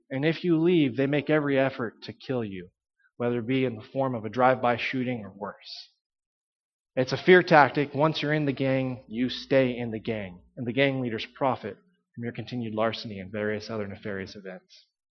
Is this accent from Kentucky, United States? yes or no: no; Texas, United States; I grew up in Texas